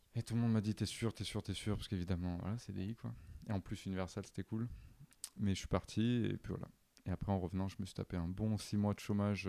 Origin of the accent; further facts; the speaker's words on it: Avignon, Provence-Alpes-Côte d'Azur, France; moved away as an adult; also born or lived in Nice; now in Paris, France; je viens d'Avignon.